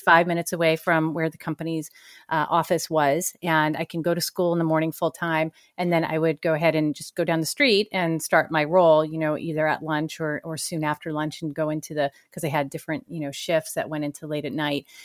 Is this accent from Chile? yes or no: no; Danvers, Massachusetts, United States; moved away as an adult; also born or lived in San Francisco Bay Area; I grew up in a small town north of Boston, about twenty miles north called Danvers, Mass